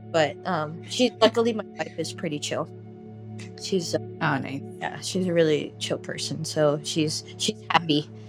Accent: Philippines; And she sees me, and I'm Filipino, and they're like, "Oh, you're Yeah. Filipino." I'm like, "Yeah, I'm Filipino." I'm like, "How are you?" And she starts talking to me in Tagalog, and I answer in English

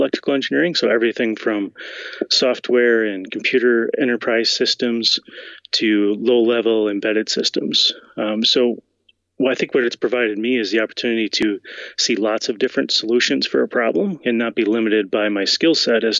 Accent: Wisconsin, United States; born and raised in Wisconsin

